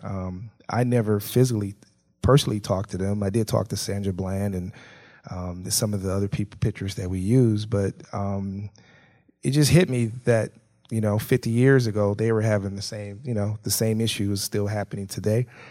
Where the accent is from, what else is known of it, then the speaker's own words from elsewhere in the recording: Milwaukee, Wisconsin, United States; I grew up in Milwaukee in the community